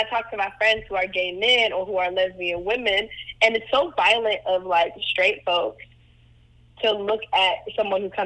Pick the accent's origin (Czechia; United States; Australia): United States; Atlanta, Georgia; also born or lived in Cleveland, Ohio; I grew up in Atlanta